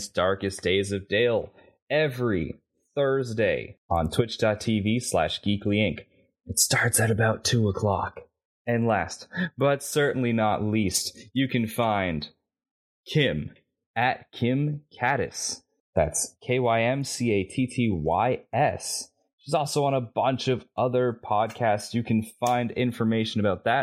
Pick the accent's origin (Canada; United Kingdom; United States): Canada; I'm Canadian.